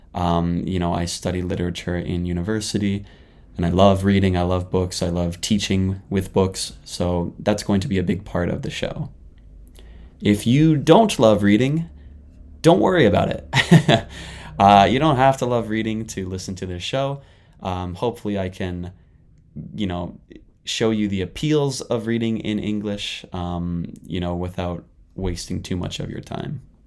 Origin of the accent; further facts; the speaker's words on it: Canada; moved away as an adult; now in Japan; I'm a Canadian living in Japan right now